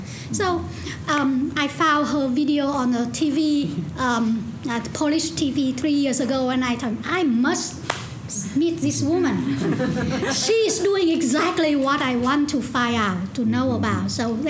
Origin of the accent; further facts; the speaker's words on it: Hanoi, Vietnam; moved away; But because I'm from North Vietnam, from Hanoi, I feel myself a lot more associated with those more pro-communist, which means those who are sent to Russia and Eastern Europe.